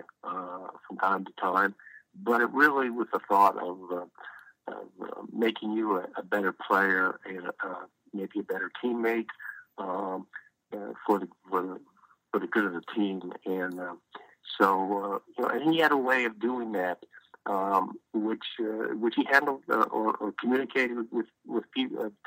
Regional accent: Los Angeles, California, United States; grew up in Los Angeles

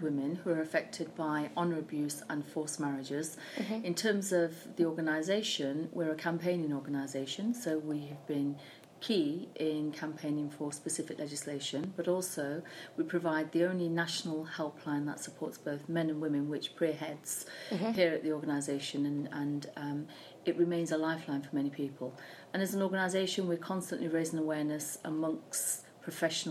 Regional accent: United Kingdom; I was born in Britain alongside my sisters

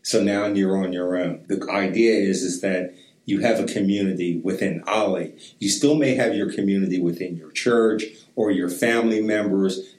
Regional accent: East Coast, United States; moved away; I grew up on the East Coast

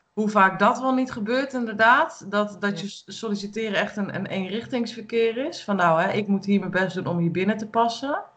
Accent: Utrecht, Netherlands; moved away as an adult; now in Ermelo, Netherlands; Ik kom natuurlijk uit de grote stad. Ik ben vanuit de grote stad waarvan ik kom uit Utrecht

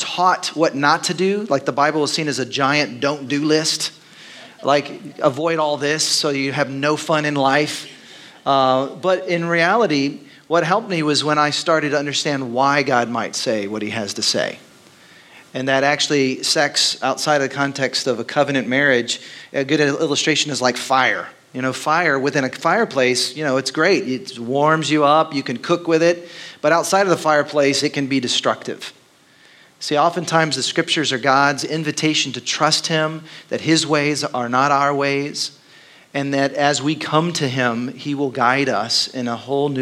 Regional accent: Dallas, Texas, United States; moved away as an adult; now in Austin, United States; I grew up in Texas, but it was Dallas, which is very different than Austin.

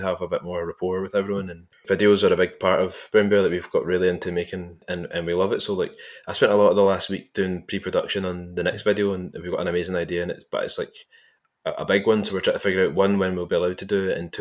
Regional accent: Largs, Scotland, United Kingdom; I grew up in Largs

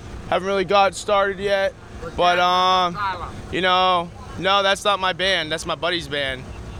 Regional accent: Dover, New Hampshire, United States; We're from fucking Dover, New Hampshire.

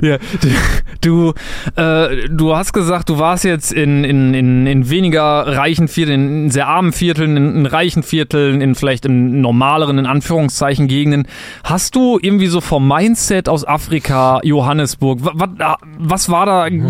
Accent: Germany; ich bin ja Deutscher

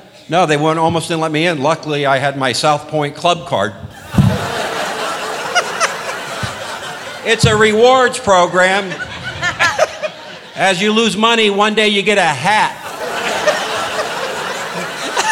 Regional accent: Los Angeles, California, United States; I was born and raised in Los Angeles

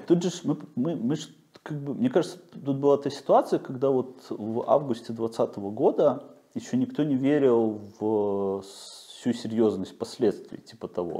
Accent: Belarus; moved away; я белорус

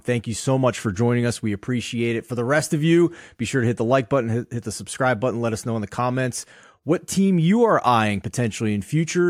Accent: Philadelphia, Pennsylvania, United States; I am from Philadelphia

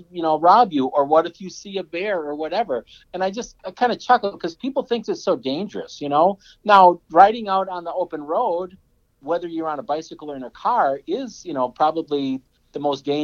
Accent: Wisconsin, United States; growing up in Wisconsin on a dairy farm, I mean, we lived like five miles out of town, and there wasn't that much to do.

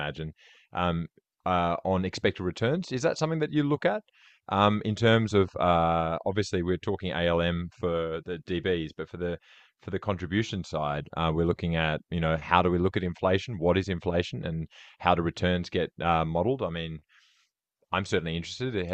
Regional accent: Australia; now in United Kingdom; you can tell by my accent, I come from Australia

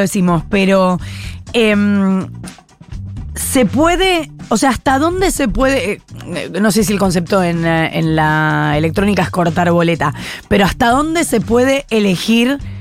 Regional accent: Buenos Aires, Argentina; lo digo como porteña

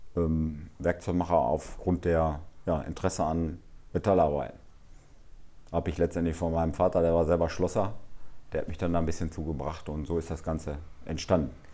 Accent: Altenbeken, North Rhine-Westphalia, Germany; weil ich letztendlich auch hierher komme und auch letztendlich an, an Altenbeken, ja, äh, letztendlich ist meine Heimat

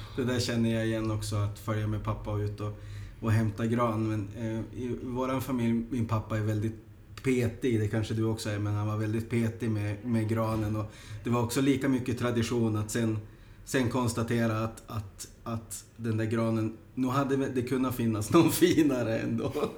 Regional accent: Sweden; now in Helsinki, Finland; jag som invandrad svensk

